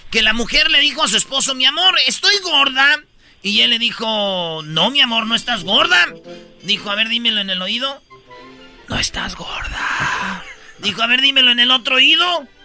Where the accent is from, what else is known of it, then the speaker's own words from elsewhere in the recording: Michoacán, Mexico; A ver, yo soy de Michoacán y nosotros somos muy amorosos, muy cariñosos somos nosotros.